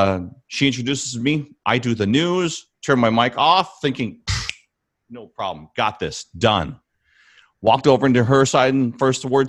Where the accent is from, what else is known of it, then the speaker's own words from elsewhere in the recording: Big Island, Hawaii, United States; moved away as an adult; also born or lived in Honolulu; I came from Big Island.